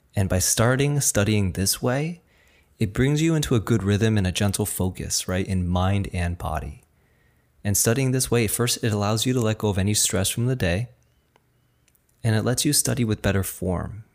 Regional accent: New Jersey, United States; first language Chinese; English is a second language; even though I was born in, you know, New Jersey, I was raised speaking Chinese, and I went to school without a lick of English.

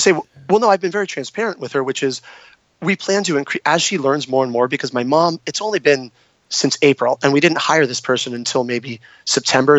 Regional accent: San Diego, California, United States; moved away as an adult; also born or lived in New York / Italy; I'm born and raised in San Diego

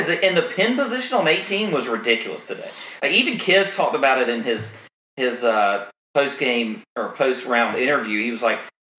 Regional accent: Augusta, Georgia, United States; growing up in Augusta, where in the summertime in July, it's unbearable, or in August.

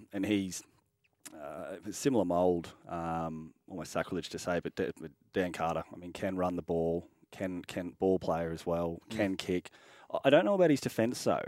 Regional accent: Queensland, Australia; as a Queenslander

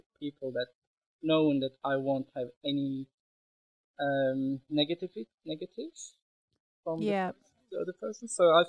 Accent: Istanbul, Turkey; now in Melbourne, Australia; So I was born in Istanbul, grew up in Istanbul, and also studied tourism and hotel management in Istanbul.

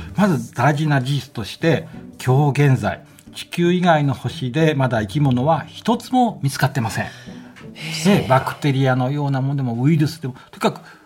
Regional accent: Omachi, Nagano, Japan; moved away; 僕長野県の大町っていうところの出身なんですけどね

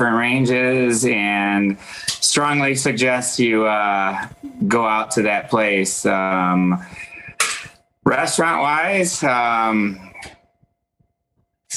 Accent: Midwest, United States; I'm from the Midwest

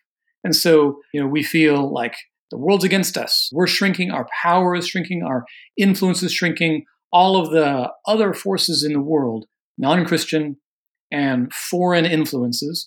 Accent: Oregon, United States; I'm from Oregon. I didn't grow up in the South.

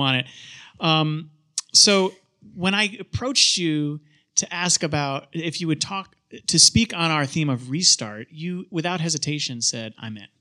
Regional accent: Charlotte, North Carolina, United States; also born or lived in upstate New York; I was born in oh nine in New York, but Charlotte is home because we moved here

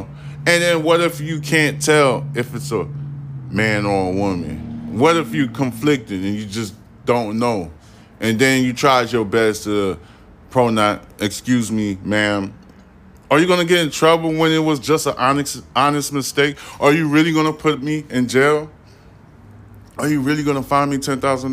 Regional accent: United States; I was born in America

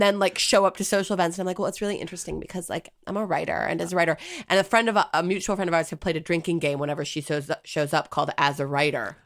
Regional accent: United States; as an American

